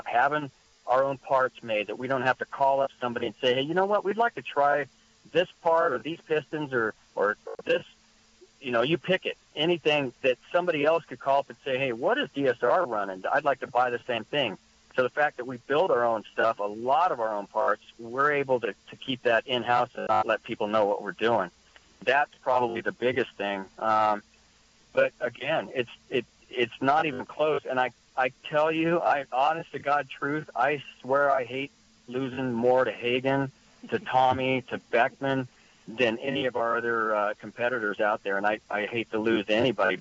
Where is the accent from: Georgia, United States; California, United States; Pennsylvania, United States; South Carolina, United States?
California, United States; San Luis Obispo; out in the hills where I grew up in San Luis Obispo